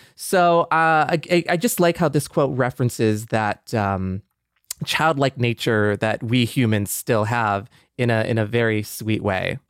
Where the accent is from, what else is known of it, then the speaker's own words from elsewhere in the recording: Michigan, United States; moved away; I was just kind of like in Michigan